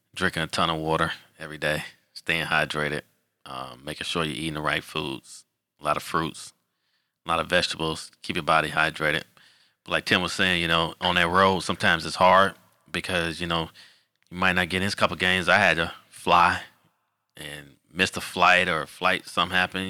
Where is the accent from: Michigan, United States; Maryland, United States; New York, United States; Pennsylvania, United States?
Michigan, United States; Detroit; moved away as an adult; also born or lived in Illinois; now in Charlotte, United States; I'm originally from Detroit, Michigan.